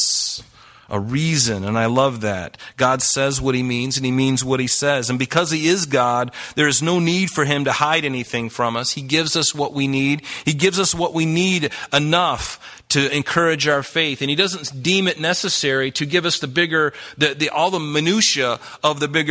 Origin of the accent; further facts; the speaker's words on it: the South, United States; I grew up in the South